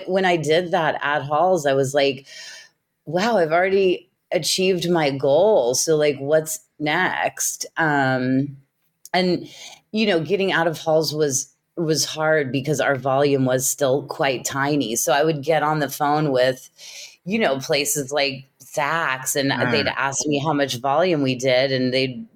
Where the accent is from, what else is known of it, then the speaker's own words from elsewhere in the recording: Kansas City, Missouri, United States; started my career in my hometown of Kansas City